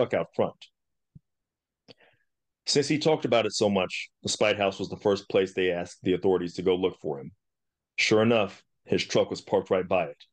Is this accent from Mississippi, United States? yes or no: yes; Mississippi, United States; now in San Antonio, United States; I grew up in Mississippi